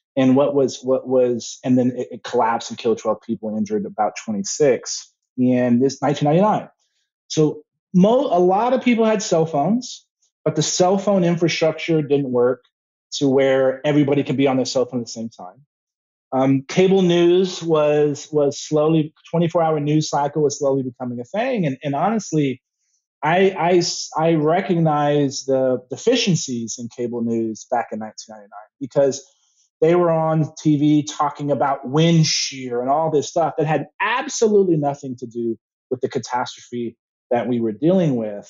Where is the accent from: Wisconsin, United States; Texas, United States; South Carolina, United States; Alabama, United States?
Texas, United States; San Antonio; I'm from born and raised in San Antonio